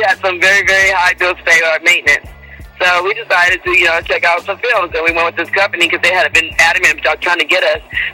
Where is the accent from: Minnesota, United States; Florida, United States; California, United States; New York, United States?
California, United States; Inglewood; I'm originally from Inglewood, California, born and raised